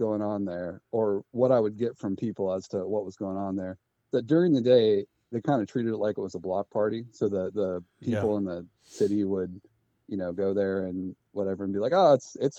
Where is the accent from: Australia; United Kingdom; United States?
United States; Washington; moved away as an adult; also born or lived in North Carolina; I'm originally from Washington State. I grew up here